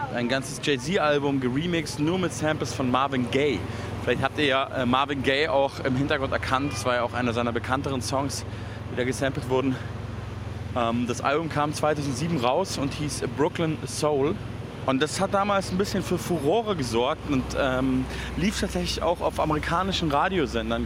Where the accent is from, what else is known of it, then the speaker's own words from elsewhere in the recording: Germany; bei uns in Deutschland